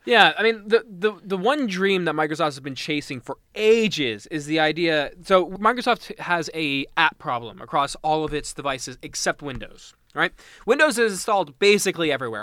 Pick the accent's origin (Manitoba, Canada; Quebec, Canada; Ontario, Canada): Ontario, Canada; Mississauga; I'm from Mississauga